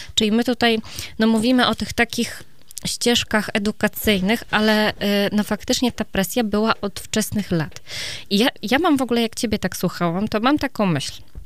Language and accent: Polish; Iława, Warmian-Masurian Voivodeship, Poland; u mnie w Iławie akurat, tak, to małe miasto